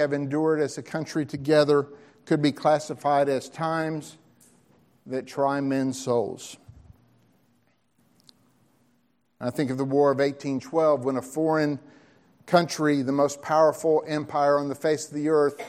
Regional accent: United States; I'm a Christian who, by the grace of God, just happens to be from America

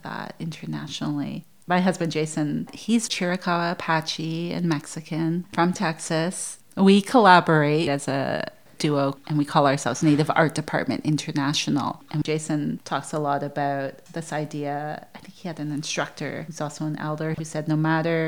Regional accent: Canada; moved away as an adult; also born or lived in Brooklyn, United States; growing up in Canada

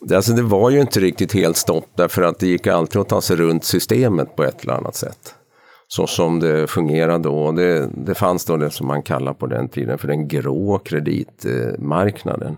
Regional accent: Ostrobothnia, Finland; accent: Ostrobothnian Swedish dialect; first language Swedish; moved away as an adult; now in Stockholm, Sweden; jag är uppvuxen i Österbotten i Finland, jag mm. är svenskspråkig

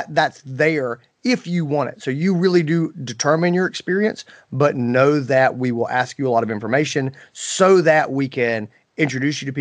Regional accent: Greenville, South Carolina, United States; Greenville, South Carolina, which is my hometown

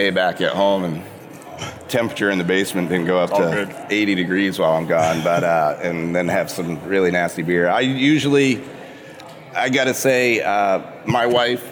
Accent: Maine, United States; moved away as an adult; also born or lived in New Jersey / California / Indiana / Massachusetts; I grew up in Maine

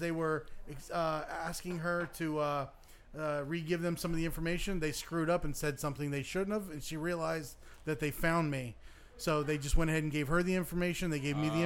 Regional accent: Grand Rapids, Michigan, United States; I was born in Grand Rapids, Michigan

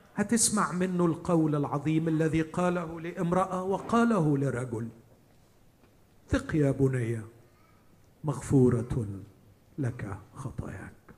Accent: Egypt; عندنا في مصر

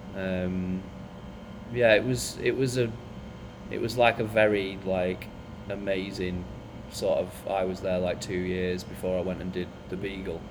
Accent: Bolton, North West England, United Kingdom; moved away as an adult; I'm from Bolton, so I wasn't that like, you know, well seasoned with like, you know, modern cultures and stuff like that because I'm just from a small town

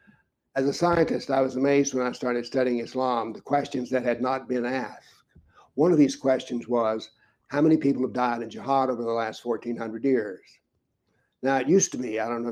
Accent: United States; As an American

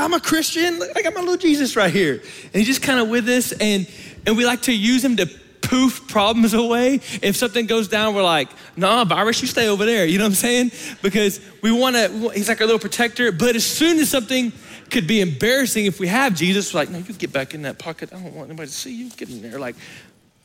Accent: Florida, United States; now in Lubbock, United States; growing up in Florida

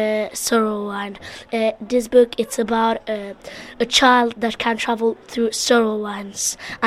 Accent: Spain; English is a second language; now in United Kingdom; I'm from Spain, and I know Spanish and Romanian.

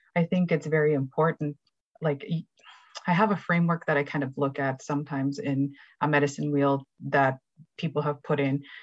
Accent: Canada; moved away; also born or lived in Treaty 2 territory; I am a Cree educator from Treaty 5 territory, currently living and working in Treaty 2

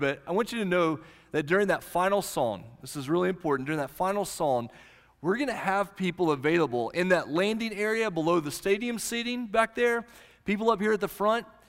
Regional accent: Southwest Oklahoma, United States; the little church I grew up in in Southwest Oklahoma

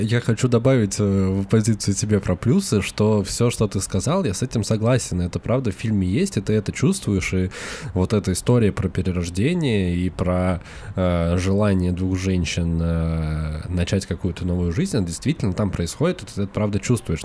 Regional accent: Russia; мы вернулись, вернулись в Россию

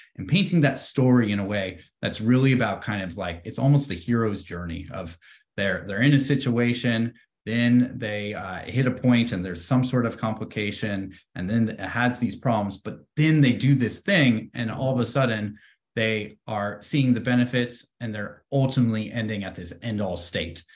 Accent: Bay Area, California, United States; growing up in the Bay Area, I've always been around, uh, tech

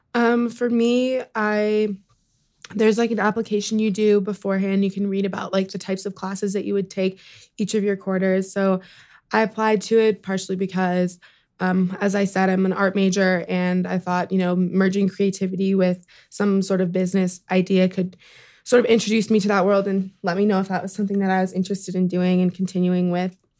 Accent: Sacramento, California, United States; moved away; I'm from Sacramento, California

